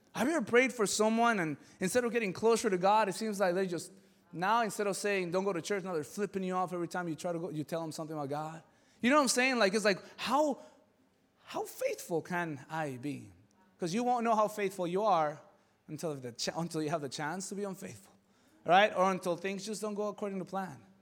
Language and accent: English; Mexico City, Mexico; moved away; I come from Mexico City